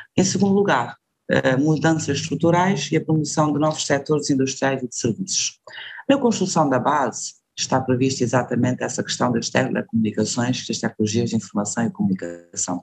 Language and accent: Portuguese; Cape Verde; sou cabo-verdiana com grande orgulho